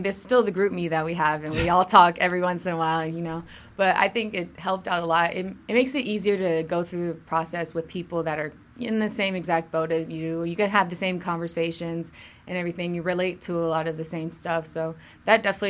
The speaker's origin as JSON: {"language": "English", "town": "Grayson", "region": "Georgia", "country": "United States", "tie": "born or raised there", "said": "I'm from Grayson. That's in Gwinnett County. That's where I grew up"}